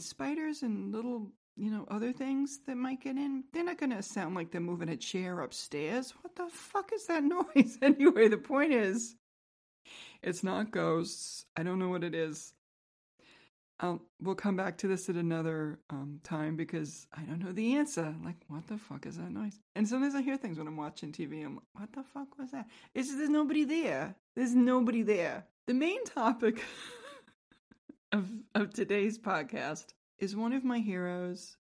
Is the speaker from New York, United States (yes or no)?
yes; New York, United States; moved away as an adult; now in Florida, United States; I grew up in New York and I went to New York public schools